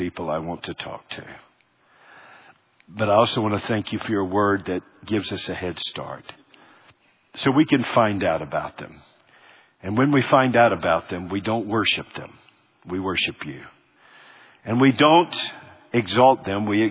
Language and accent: English; Charlotte, North Carolina, United States; growing up in Charlotte